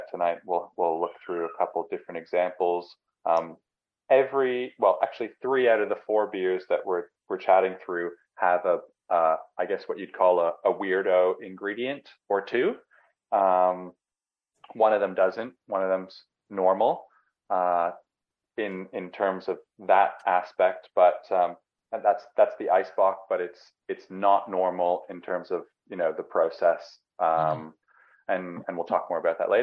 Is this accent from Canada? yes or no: yes; Canada; now in Melbourne, Australia; I'm Canadian